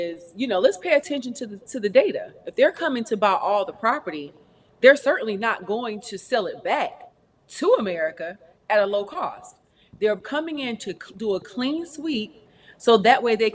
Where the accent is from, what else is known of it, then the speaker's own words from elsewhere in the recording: Fayetteville, North Carolina, United States; I am from North Carolina. I'm from Fayetteville, North Carolina